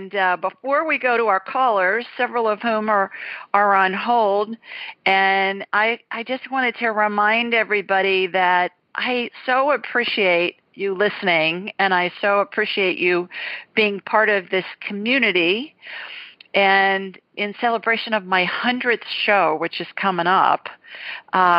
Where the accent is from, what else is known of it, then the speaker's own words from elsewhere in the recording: Columbus, Ohio, United States; moved away; also born or lived in Alabama; I grew up in a neighborhood called Worthington Hills